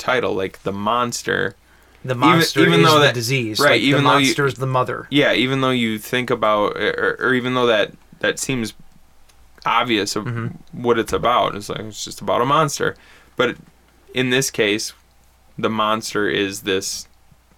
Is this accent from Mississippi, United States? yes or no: no; Bad Axe, Michigan, United States; moved away; I'm from Bad Axe, which is north of where we are right now.